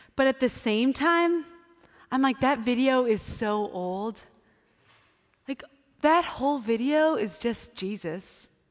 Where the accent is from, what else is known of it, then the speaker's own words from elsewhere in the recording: Wisconsin, United States; I grew up in Wisconsin, so it was cold during the winter